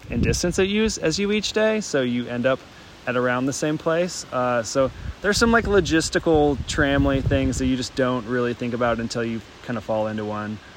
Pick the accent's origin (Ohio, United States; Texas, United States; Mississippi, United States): Mississippi, United States; I'm …. I'm from Mississippi, and I got my trail name uh, because I don't turn down a beer